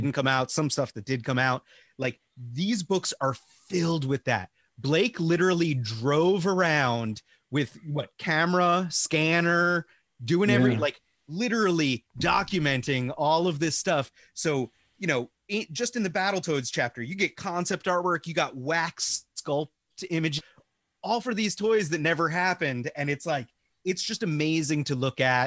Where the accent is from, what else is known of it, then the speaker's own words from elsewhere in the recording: Long Island, New York, United States; I'm from Long Island